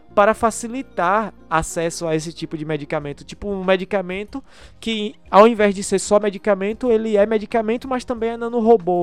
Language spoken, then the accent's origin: Portuguese; Brazil; sou brasileiro